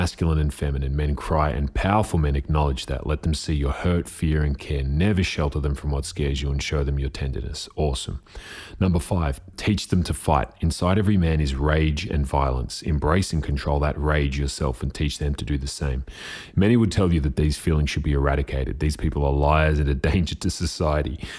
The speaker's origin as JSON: {"language": "English", "area": "Diamond Valley Football League", "region": "Victoria", "country": "Australia", "tie": "born or raised there", "said": "I grew up playing in the Diamond Valley Football League, which later became the Northern Football League"}